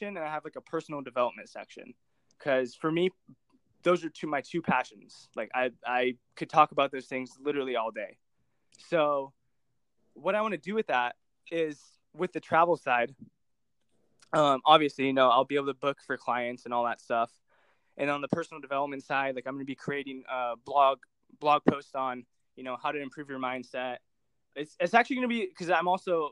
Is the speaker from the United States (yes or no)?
yes; Orange County, California, United States; I'm from Orange County, California. I've been living here for pretty much all since I've been born, actually